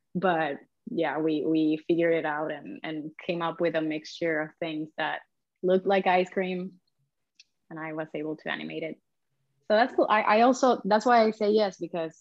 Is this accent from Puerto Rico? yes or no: yes; Puerto Rico; now in Barcelona, Spain; which I've done a couple in my hometown in Puerto Rico